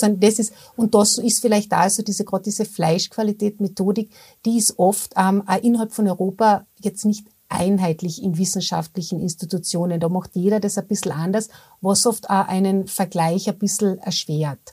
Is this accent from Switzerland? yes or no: no; Austria; bei uns in Österreich